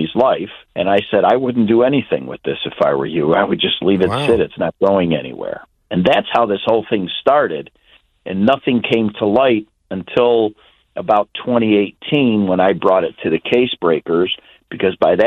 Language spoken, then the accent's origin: English; Chicago, Illinois, United States; growing up in Chicago area